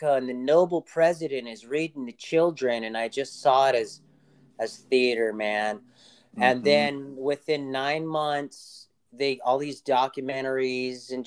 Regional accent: Los Angeles, California, United States; I grew up in Los Angeles

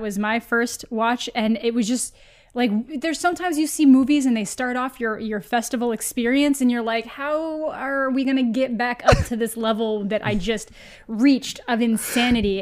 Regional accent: Canada; as a Canadian

